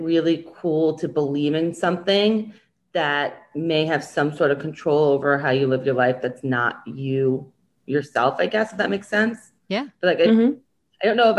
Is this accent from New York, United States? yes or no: yes; Long Island, New York, United States; I'm from New York. I'm still living on Long Island, New York.